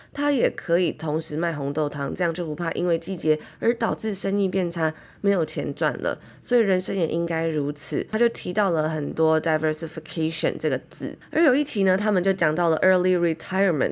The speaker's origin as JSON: {"language": "Chinese", "country": "Taiwan", "tie": "born or raised there", "moved": "as an adult", "said": "小时候住在台湾 从小生活求学的那种感觉"}